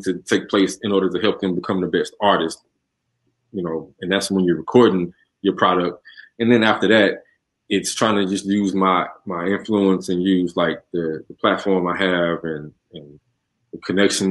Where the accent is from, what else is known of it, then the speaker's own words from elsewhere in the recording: Houston, Texas, United States; I'm from the South Side